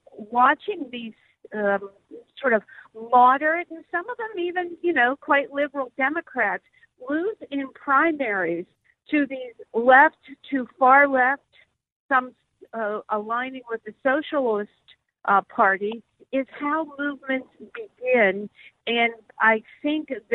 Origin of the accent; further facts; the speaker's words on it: Pennsylvania, United States; my home state of Pennsylvania